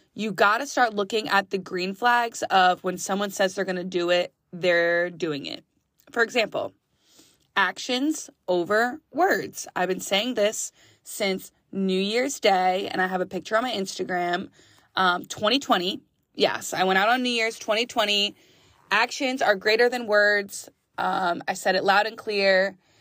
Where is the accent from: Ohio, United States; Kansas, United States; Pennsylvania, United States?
Pennsylvania, United States; West Reading; now in Philadelphia, United States; West Redding, Pennsylvania. That is my hometown